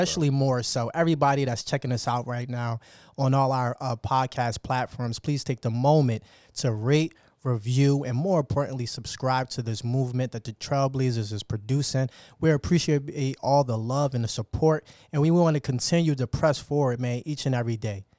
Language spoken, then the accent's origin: English; Atlantic City, New Jersey, United States; I come from Atlantic City